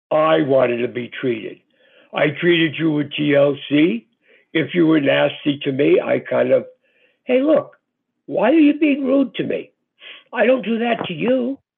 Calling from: Georgia, United States; from Georgia.

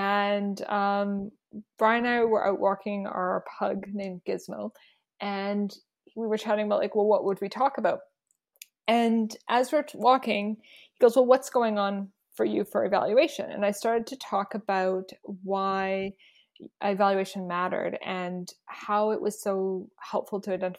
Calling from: Saskatoon, Saskatchewan, Canada; also born or lived in Dish With One Spoon territory; I'm joining you from Treaty 6 territory in the homeland of the Métis, also known as Saskatoon, Saskatchewan.

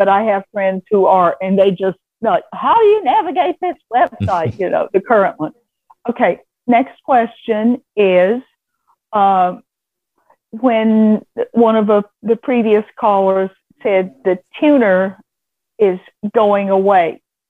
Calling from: Vestavia, Alabama, United States; I am from a place no one has heard of unless they live here. I live in Vestavia, Alabama.

